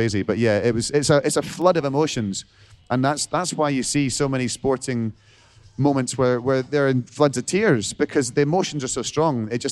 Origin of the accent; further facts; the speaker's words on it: Scotland, United Kingdom; I'm a Scot